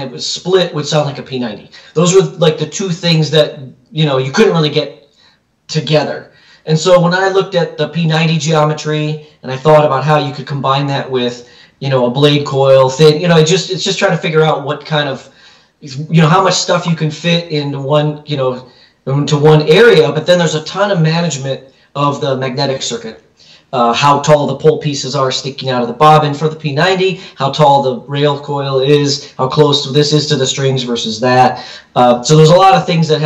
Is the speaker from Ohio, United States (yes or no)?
no; Chicago, Illinois, United States; moved away as an adult; now in California, United States; I'm from the Chicagoland area.